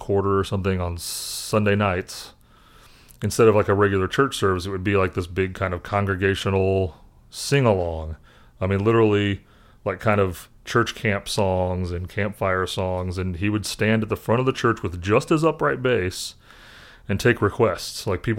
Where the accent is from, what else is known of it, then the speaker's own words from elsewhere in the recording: Indianapolis, Indiana, United States; The guy who was the choir director at the church I grew up in Indianapolis was a bass player.